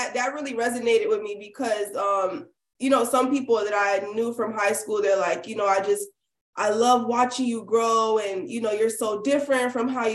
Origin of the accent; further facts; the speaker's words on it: Miami, Florida, United States; also born or lived in Miramar, Florida; Yeah, the whole time I went to public schools. Everglades High School. That's in like Miramar. I'm from Miami.